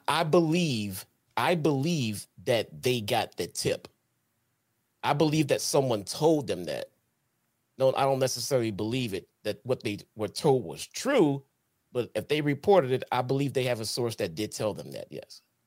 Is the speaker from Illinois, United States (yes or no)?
yes; Chicago, Illinois, United States